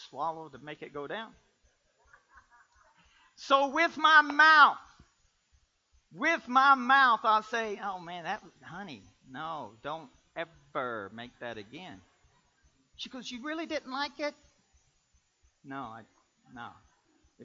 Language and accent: English; Kentucky, United States; I'm from Kentucky